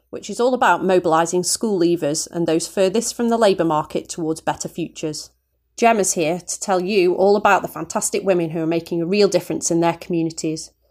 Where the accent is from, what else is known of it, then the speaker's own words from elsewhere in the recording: Stoke-on-Trent, West Midlands, United Kingdom; from Unlimited, the folks behind this podcast. I'm from Stoke and I work with resilient communities in North Staffordshire.